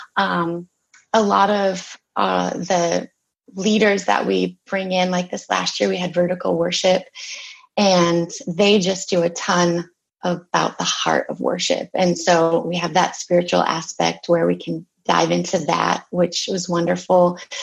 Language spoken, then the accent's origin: English; Minnesota, United States; I am from Minnesota